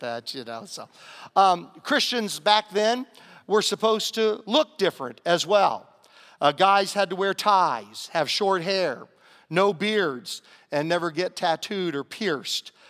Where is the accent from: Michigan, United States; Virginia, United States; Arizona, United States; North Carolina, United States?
Virginia, United States; Southern; moved away; growing up in Southern Virginia, we had a little saying